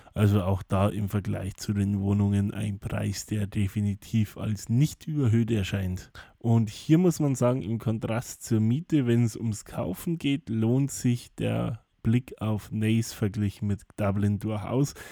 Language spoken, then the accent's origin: German; Bavaria, Germany; now in Ireland; bei uns in Bayern